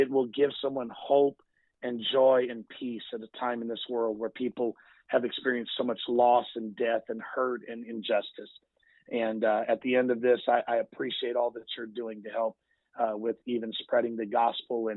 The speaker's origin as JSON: {"language": "English", "country": "United States", "said": "As an American people"}